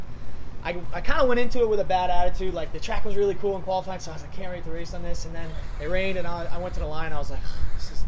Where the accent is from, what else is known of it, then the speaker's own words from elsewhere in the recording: Ludlow, Massachusetts, United States; I'm from New England